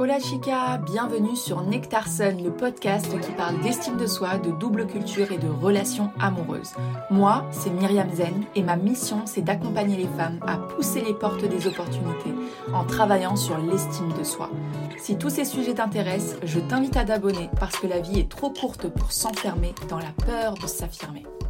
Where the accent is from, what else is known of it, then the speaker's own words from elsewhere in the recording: south of France, France; je viens du sud de la France